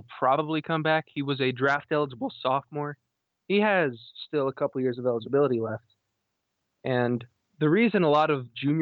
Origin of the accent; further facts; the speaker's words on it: Virginia, United States; I am from Virginia